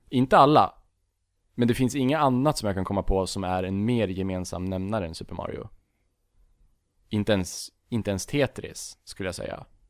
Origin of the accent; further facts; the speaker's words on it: Bollnäs, Gävleborg County, Sweden; Från en jävla liten skithåla som heter Bollnäs